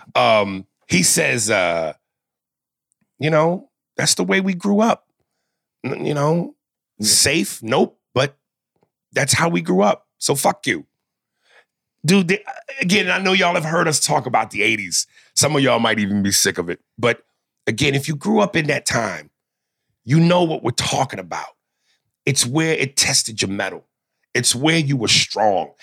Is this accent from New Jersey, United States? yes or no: yes; North Brunswick, New Jersey, United States; also born or lived in New York; when I moved from New York to New Jersey, this is where I met all my friends in, in, in North Brunswick